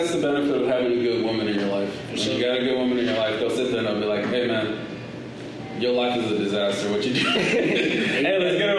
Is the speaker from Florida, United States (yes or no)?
no; Los Angeles, California, United States; I grew up in Los Angeles. I grew up in South Central.